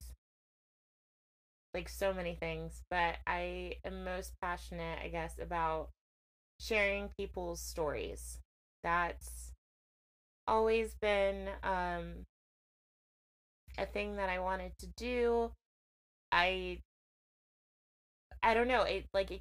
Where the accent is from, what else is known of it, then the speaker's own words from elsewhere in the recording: Connecticut, United States; also born or lived in Worcester, Massachusetts; I am from Connecticut, a very small town, although Connecticut is a small town in itself, but I'm from a small town, Connecticut.